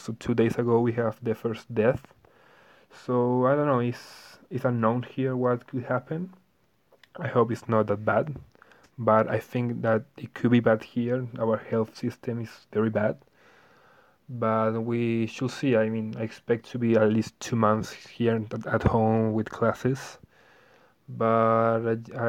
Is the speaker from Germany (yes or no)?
no; Santiago, Santiago Metropolitan Region, Chile; I'm from Chile, from Santiago, the capital.